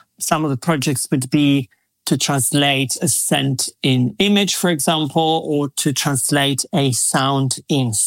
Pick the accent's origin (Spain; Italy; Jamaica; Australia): Italy; Verona, Veneto; moved away as an adult; also born or lived in Miami / Milan; I grew up in a very, very beautiful Shakespearean town called Verona.